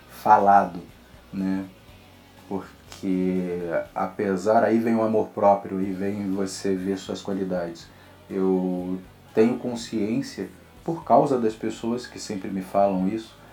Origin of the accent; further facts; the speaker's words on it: Rio de Janeiro, Brazil; E como meu sotaque, eu também não tenho tanto sotaque, apesar de ser carioca mesmo. Né? Tem algumas pessoas que acham que eu sou até paulista ou paulistano, mineiro, tem gente que confunde muito.